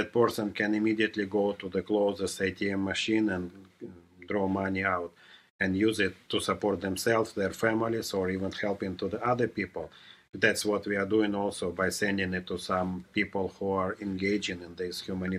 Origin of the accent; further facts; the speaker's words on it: Russia; moved away; I was born in Russia, but more precisely, I was born in the Soviet Union, but I was not born a communist. I was born in a family of underground Russian Baptists.